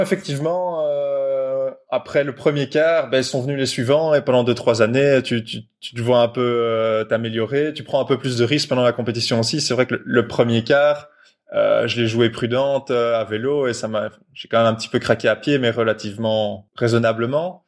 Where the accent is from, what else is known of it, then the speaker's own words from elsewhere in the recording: Brussels, Brussels-Capital Region, Belgium; Je viens de Bruxelles, j'ai toujours grandi à Bruxelles